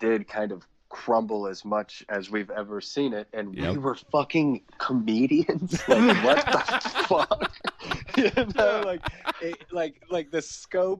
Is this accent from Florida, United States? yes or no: no; Lexington, Kentucky, United States; moved away as an adult; now in Cincinnati, United States; I'm from the bluegrass, dog, middle of the state of Kentucky. I grew up in Lexington, Kentucky.